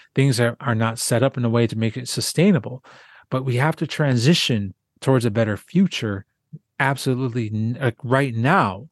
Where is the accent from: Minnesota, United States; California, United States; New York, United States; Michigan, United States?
Minnesota, United States; Southwest; also born or lived in South Dakota; I grew up in Southwest Minnesota